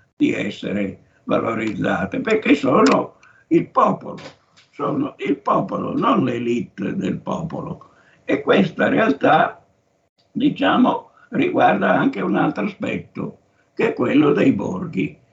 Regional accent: Sondrio, Lombardy, Italy; moved away; also born or lived in Rome; io vengo da Sondrio in Valtellina. Ero un provinciale

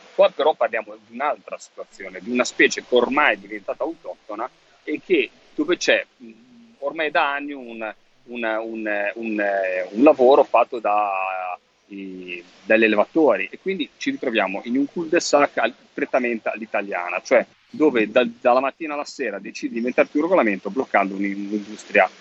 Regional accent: Liguria, Italy; sono ligure

